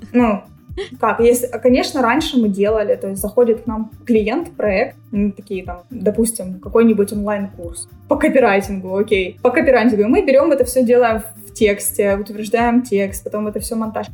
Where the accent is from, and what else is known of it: Ukraine